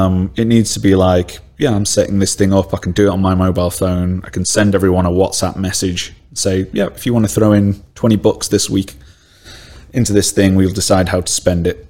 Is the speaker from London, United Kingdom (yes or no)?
no; Stoke-on-Trent, West Midlands, United Kingdom; I'm from Stoke-on-Trent, yeah. I'm a Stokey.